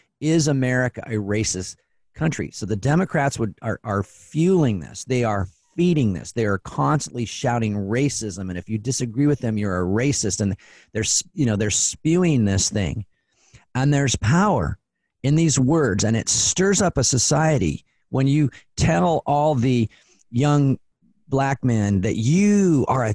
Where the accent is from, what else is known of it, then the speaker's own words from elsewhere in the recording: Spokane, Washington, United States; also born or lived in Portland; now in Seattle, United States; I grew up in Spokane, and I've lived in Portland and in Seattle now.